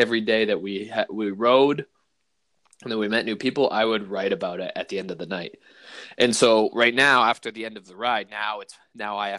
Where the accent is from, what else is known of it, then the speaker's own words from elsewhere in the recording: New Brunswick, Canada; Growing up in New Brunswick in the suburbs